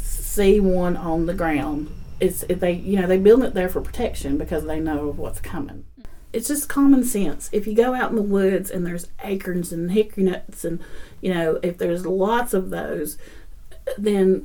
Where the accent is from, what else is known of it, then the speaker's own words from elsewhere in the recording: Marion, Virginia, United States; now in Rockford, Tennessee; I'm from Southwest Virginia. Well, our address was Marion, Virginia off of 81. And so that's where I grew up and I learned what I know.